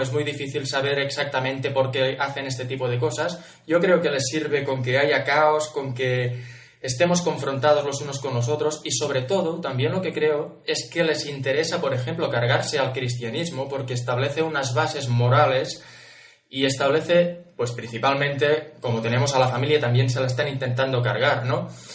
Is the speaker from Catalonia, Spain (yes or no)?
yes; Catalonia, Spain; yo soy catalán